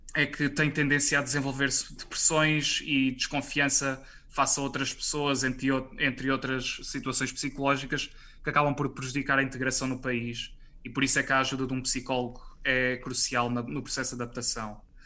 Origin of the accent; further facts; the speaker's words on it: Portugal; eu e a Joana somos portugueses